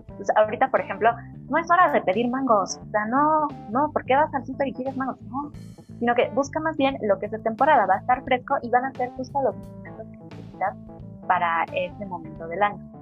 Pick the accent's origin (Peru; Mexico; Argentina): Mexico; nosotros que somos mexicanos